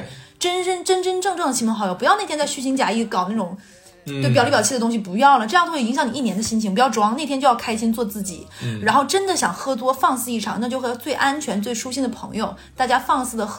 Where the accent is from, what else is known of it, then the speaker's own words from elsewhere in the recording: Northeast China, China; 一天，尤其是我们东北人，对。